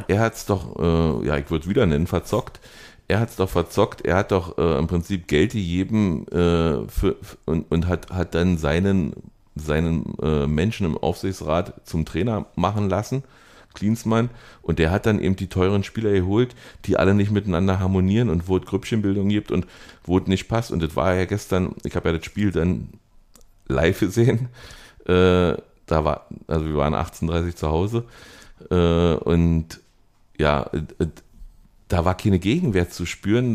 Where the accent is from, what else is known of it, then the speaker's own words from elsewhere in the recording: Germany; du fühlst dich als Deutscher